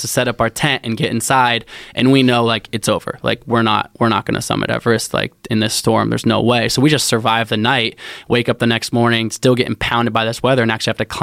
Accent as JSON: {"language": "English", "town": "Portland", "region": "Oregon", "country": "United States", "tie": "born or raised there", "said": "So I grew up in Portland, so I grew up like in the outdoors"}